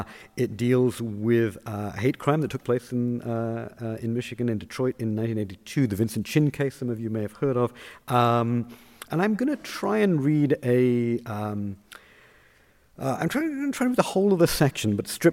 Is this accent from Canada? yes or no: no; United Kingdom; I explained I was from Britain.